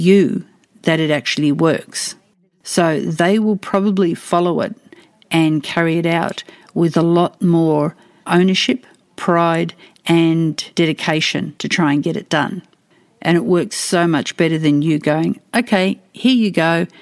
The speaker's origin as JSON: {"language": "English", "country": "Australia", "accent": "Australian English", "said": "I speak Australian English"}